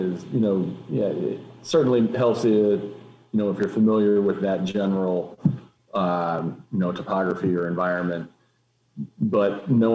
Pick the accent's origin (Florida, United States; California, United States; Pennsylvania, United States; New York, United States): Pennsylvania, United States; growing up in Pennsylvania, beaver dams are, you know, they're a normal part of the environment